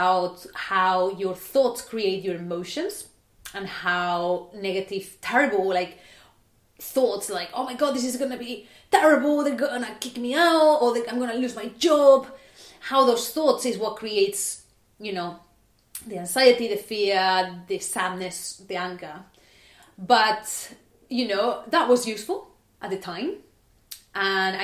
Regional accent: Barcelona, Catalonia, Spain; now in United Kingdom; I was born in Barcelona, and as you can imagine, it is pretty sunny.

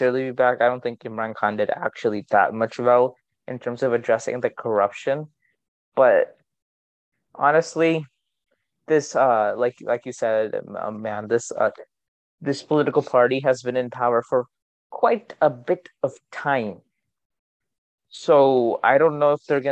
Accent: India; I'm Indian

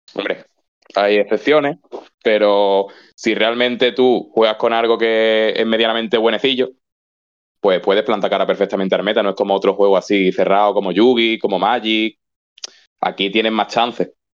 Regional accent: Málaga, Andalusia, Spain; de Málaga, de Málaga fuimos …, …

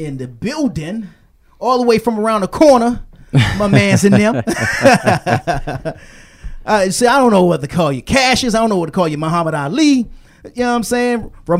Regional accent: Washington, District of Columbia, United States; I'm from D.C., and D.C. has a sound which is called go-go.

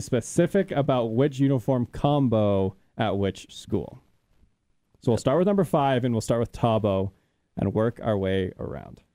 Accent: Washington, District of Columbia, United States; moved away; I grew up in Washington D.C. area

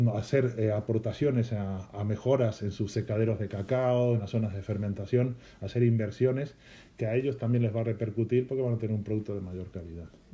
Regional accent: Galicia, Spain; yo vengo de Galicia, que es una zona de mucho pan

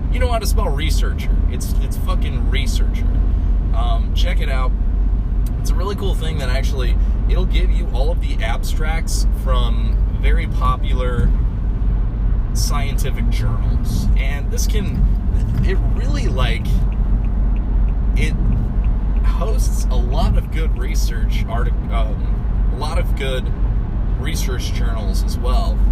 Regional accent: Cape Girardeau, Missouri, United States; I'm on the go. I'm from Cape Girardeau, coming to St. Louis.

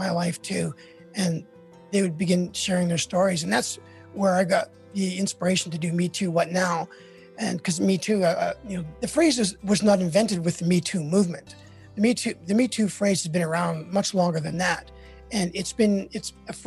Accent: Canada; now in United States; I'm Canadian

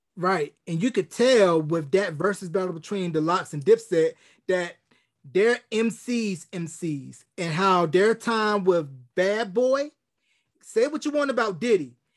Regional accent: North Carolina, United States; a young kid from North Carolina

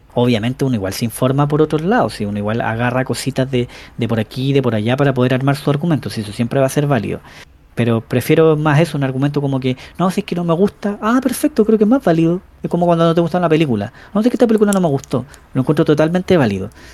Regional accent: Chillán, Ñuble, Chile; also born or lived in Ñuñoa, Santiago; now in Santiago, Chile; mi dirección electoral estaba puesta en Chillán. Pero como yo me cambié a Ñuñoa

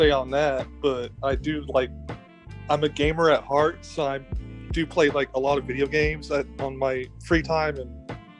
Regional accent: Brownwood, Texas, United States; my hometown is, I'm from a town called Brownwood, Texas.

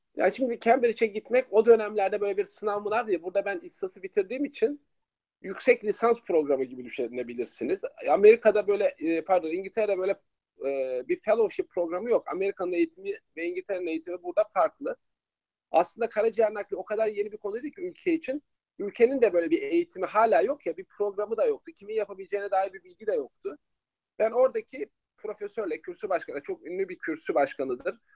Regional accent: İzmir, Turkey; Doğma büyüme İzmirliyim.

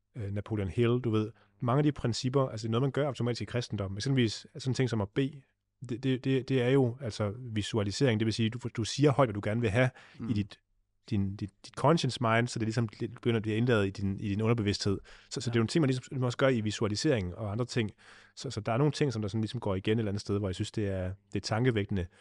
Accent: Denmark; hvor jeg kommer fra i Vestland

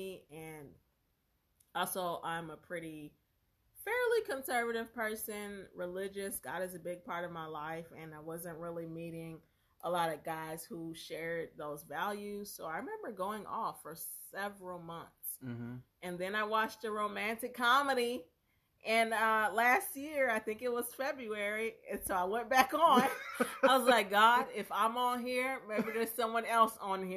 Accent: Alabama, United States; moved away; I'm from Alabama

